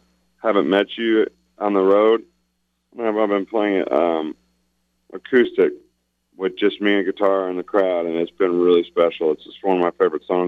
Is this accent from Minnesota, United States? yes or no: no; Illinois, United States; I'm from Illinois